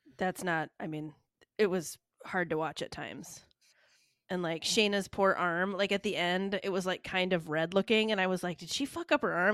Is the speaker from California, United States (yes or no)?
no; Michigan, United States; I'm from Michigan